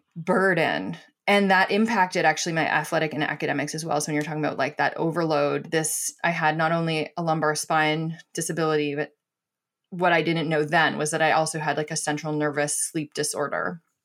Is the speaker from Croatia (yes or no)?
no; Toronto, Ontario, Canada; I grew up in Scarborough